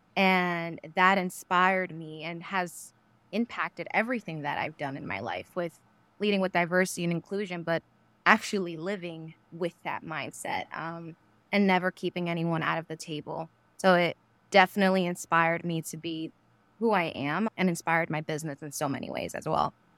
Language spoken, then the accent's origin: English; New York City, New York, United States; I grew up in New York City, Queens